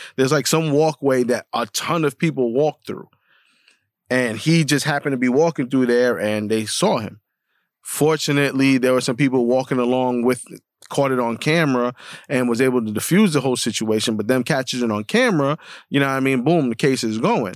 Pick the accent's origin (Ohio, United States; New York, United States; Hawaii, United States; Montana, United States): New York, United States; New York City; growing up in the Bronx